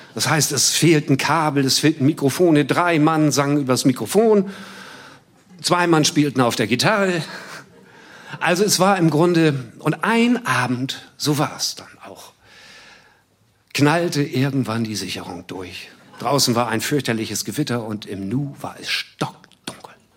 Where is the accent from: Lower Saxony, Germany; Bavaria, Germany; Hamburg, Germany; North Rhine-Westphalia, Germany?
Hamburg, Germany; Ich komme ja weiter aus dem Süden, ich bin in Wilhelmsburg geboren.